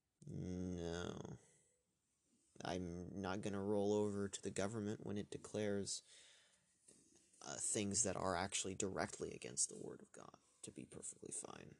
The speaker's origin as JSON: {"language": "English", "country": "United States", "said": "I'm an American"}